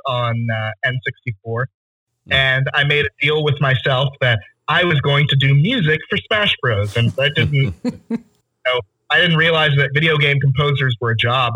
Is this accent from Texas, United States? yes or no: yes; Tyler, Texas, United States; I grew up in Tyler, Texas